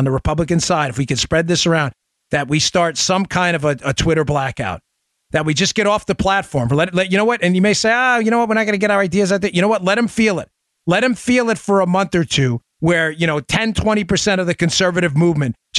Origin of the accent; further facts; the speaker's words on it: New York City, New York, United States; I'm familiar with New York City, where I grew up in Queens